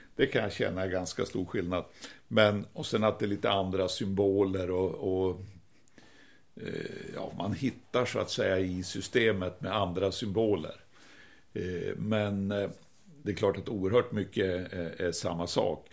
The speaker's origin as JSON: {"language": "Swedish", "town": "Piteå", "region": "Norrbotten County", "country": "Sweden", "moved": "yes", "lives_now": "Stockholm, Sweden", "said": "vi är från Piteå. Ursprungligen jag och min fru, både jag och min fru"}